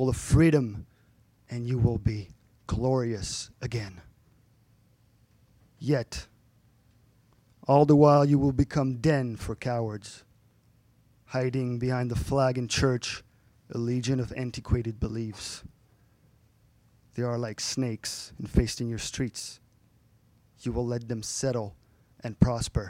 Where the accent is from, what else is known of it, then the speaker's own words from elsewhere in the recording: France; moved away; my hometown back in France is thought to have been founded like between 2000 and 500 BC.